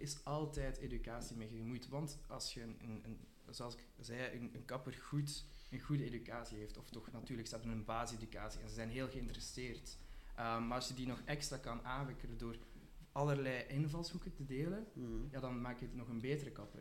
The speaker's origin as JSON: {"language": "Dutch", "town": "Ghent", "region": "Flanders", "country": "Belgium", "said": "ik kom uit Gent"}